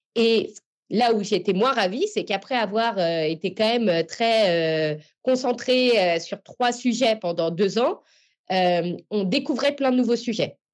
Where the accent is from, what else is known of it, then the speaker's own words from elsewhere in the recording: Paris, Île-de-France, France; j'ai grandi à Paris